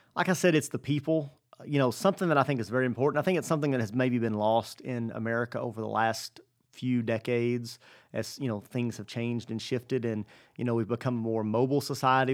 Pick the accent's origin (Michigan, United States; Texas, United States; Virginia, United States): Texas, United States; Stamford; I was born in eighty-four. My family moved here in eighty-six. So my, my memories of Stanford, of life before Stanford are very limited. So essentially, I've been here my whole life